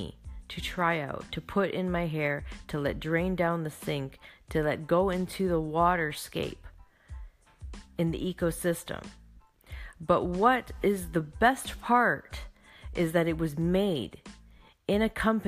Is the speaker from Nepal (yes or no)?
no; Canada; I am from Canada